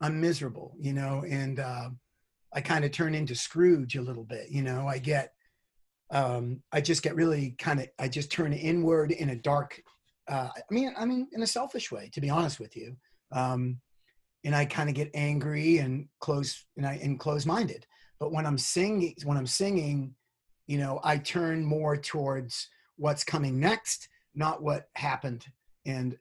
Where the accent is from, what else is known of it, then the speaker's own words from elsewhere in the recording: Boston, Massachusetts, United States; also born or lived in New York; now in California, United States; I'm from Boston. I spent a long time in New York